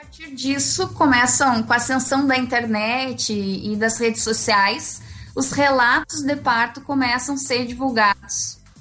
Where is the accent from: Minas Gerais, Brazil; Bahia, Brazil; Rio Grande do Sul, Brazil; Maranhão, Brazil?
Rio Grande do Sul, Brazil; Santa Maria; eu sou de Santa Maria